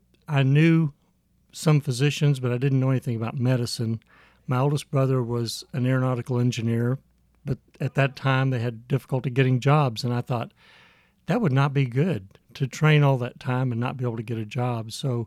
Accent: Midwest, United States; also born or lived in San Antonio; I was born in San Antonio and raised in the Midwest. We did not get to go out of the country.

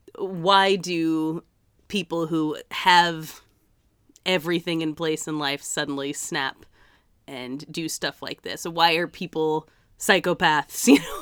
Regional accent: Massachusetts, United States; my hometown in Massachusetts

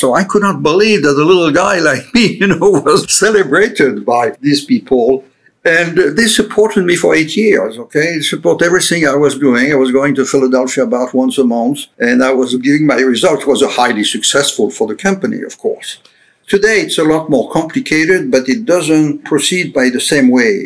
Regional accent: Paris, Île-de-France, France; English is a second language; moved away as an adult; also born or lived in Lyon, France; now in Florida, United States; I grew up in Paris and I went to the University of Paris and I left Paris in 1992

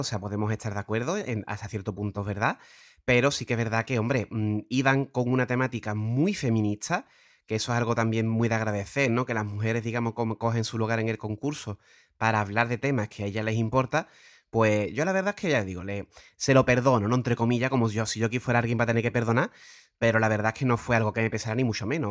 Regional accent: Puerto Real, Andalusia, Spain; Pater y yo venimos de Puerto Real

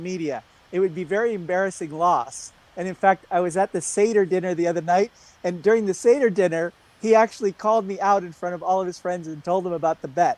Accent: United States; I am an American

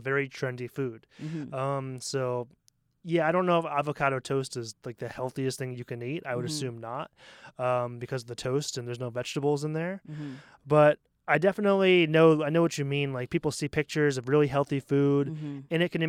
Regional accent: Portland, Maine, United States; Especially, I come from Portland, Maine, which is a super hipstery, mm-hmm. very liberal town, and there's like actually gluten-free restaurants.

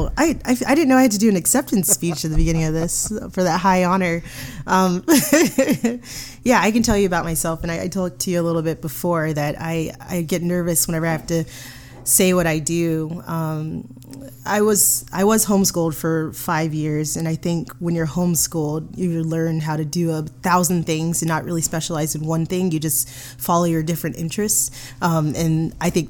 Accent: Atlanta, Georgia, United States; also born or lived in Athens, Georgia; I'm from Atlanta.

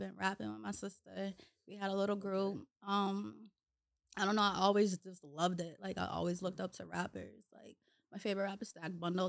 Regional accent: Randolph, Massachusetts, United States; now in Boston, United States; Well, I grew up in Randolph. But I live in Boston right now.

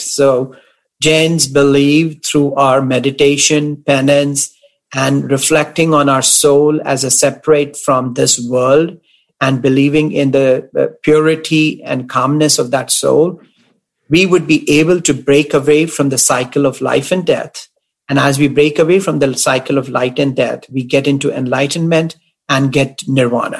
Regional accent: Delhi, India; my home in Delhi

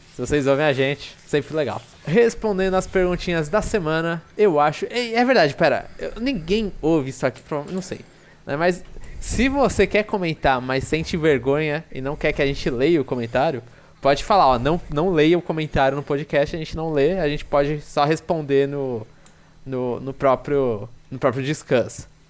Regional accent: São Paulo, Brazil; minha visão como paulistano

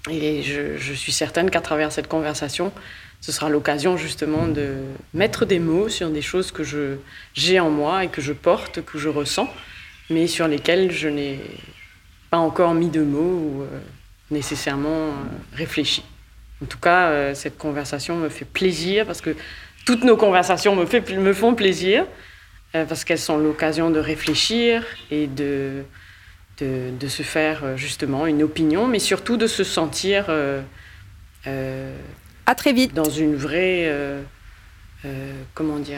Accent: Mauritius; born there; Je suis née à Maurice et d'un père mauricien et d'une mère canadienne.

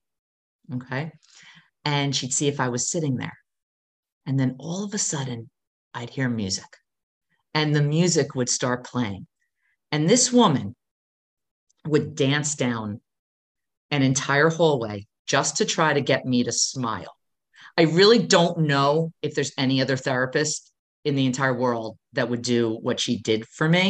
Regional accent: New Jersey, United States; I'm from New Jersey.

